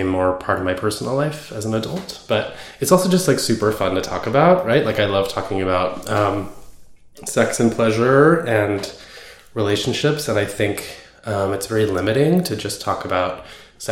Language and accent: English; Bay Area, California, United States; I grew up in the Bay Area, kind of like in a communal sort of house